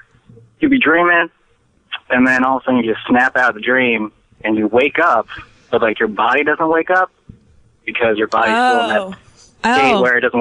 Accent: Delaware, United States; No, I'm not Southern. I am from Delaware, though.

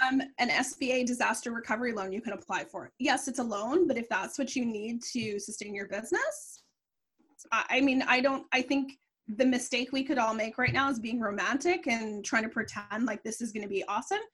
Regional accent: Canada; I'm Canadian

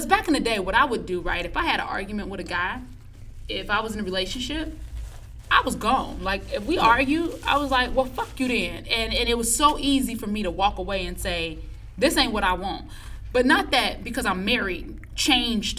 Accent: Illinois, United States; I'm from Illinois

